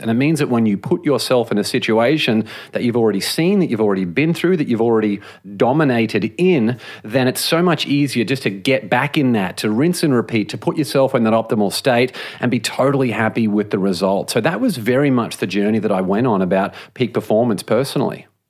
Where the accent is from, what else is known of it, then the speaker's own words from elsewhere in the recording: Australia; moved away as an adult; now in Los Angeles, United States; I grew up in Australia